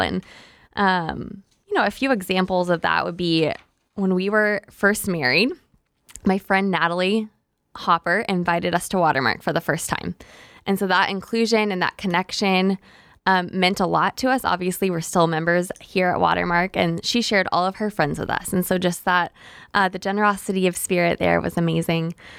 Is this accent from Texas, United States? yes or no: yes; Tyler, Texas, United States; moved away; also born or lived in Oklahoma; I'm originally from East Texas, from Tyler.